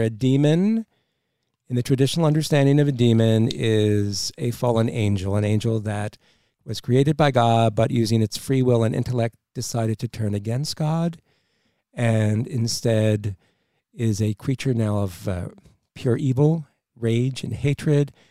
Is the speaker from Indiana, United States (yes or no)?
no; New Jersey, United States; moved away; I'm from South Jersey originally